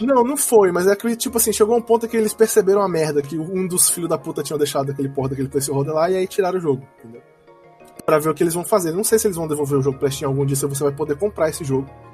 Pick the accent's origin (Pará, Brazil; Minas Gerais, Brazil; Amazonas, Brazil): Amazonas, Brazil; Manaus; a gente é de Manaus, não é do Brasil